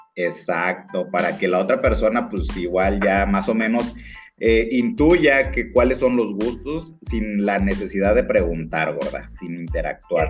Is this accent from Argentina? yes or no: no; Mexico; los que somos de México